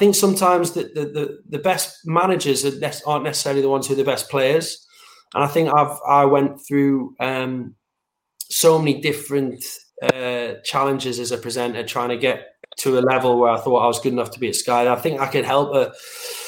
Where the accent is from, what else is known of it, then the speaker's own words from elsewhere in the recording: Northeast, North East England, United Kingdom; I'm a Geordie and I'm from the Northeast